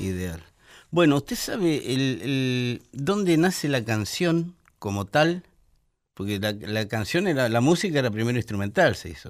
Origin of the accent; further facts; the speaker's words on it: Buenos Aires, Argentina; Yo soy porteño, medularmente, porque yo nací en el puerto. Nací en el hospital ferroviario